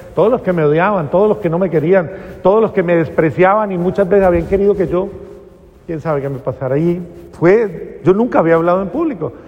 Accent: Cali, Valle del Cauca, Colombia; yo soy caleña

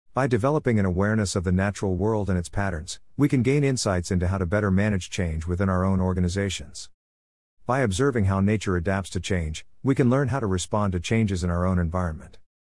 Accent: Australia; As an Australian business coach and speaker

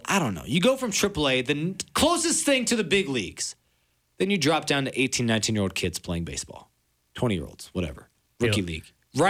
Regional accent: Colorado Springs, Colorado, United States; Single-A baseball team in Colorado Springs, my hometown.

